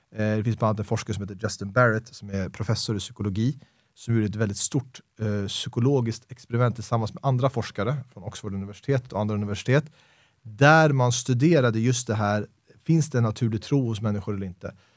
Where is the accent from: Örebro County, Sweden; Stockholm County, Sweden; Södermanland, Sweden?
Stockholm County, Sweden; Stockholm; väldigt svensk uppväxt, Stockholms innerstad